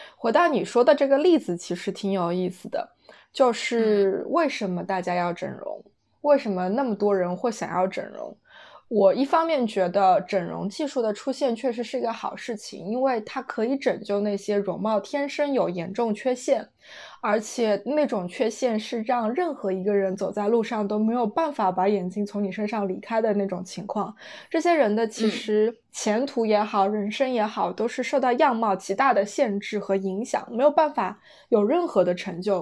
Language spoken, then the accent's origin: Chinese; China; now in London, United Kingdom; 离开了中国，当你来到英国，就是来到欧洲之后